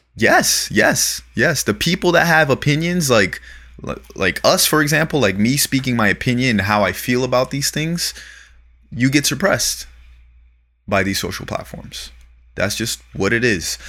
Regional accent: Florida, United States; now in Los Angeles, United States; growing up in Florida

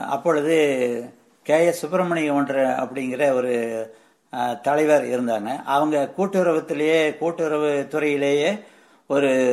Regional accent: Vellithiruppur, Tamil Nadu, India; also born or lived in Paruvachi / Coimbatore; நான் ஈரோடு மாவட்டம் வெளித்திருப்பூரில் ஊரை சேர்ந்தவன் நான் என்னுடைய பிறந்த ஊர் வந்து எங்களுடைய பாட்டி தாத்தா வீடான பருவாச்சியில் நான் பிறந்தேன்

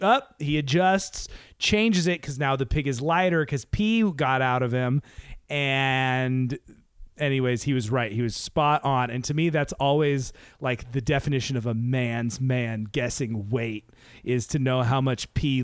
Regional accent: Seattle, Washington, United States; now in Los Angeles, United States; we grew up in the Seattle

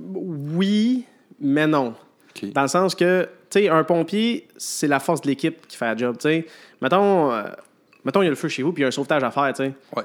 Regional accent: Repentigny, Quebec, Canada; moved away as an adult; now in Sept-Îles, Canada; je viens de l'extérieur, moi, je viens de Repentigny

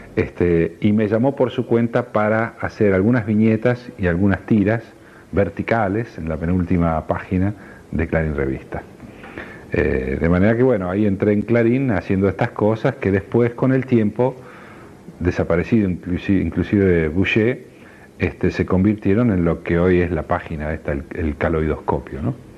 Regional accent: Salta, Argentina; ¿Dónde naciste? En Salta.

